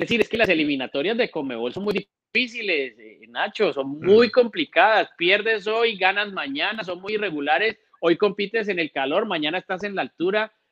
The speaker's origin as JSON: {"language": "Spanish", "country": "Colombia", "said": "yo lo voy a decir como colombiano"}